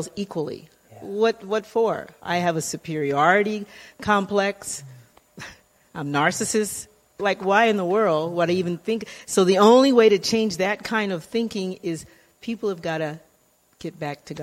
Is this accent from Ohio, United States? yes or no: no; California, United States; also born or lived in Louisiana; raised in California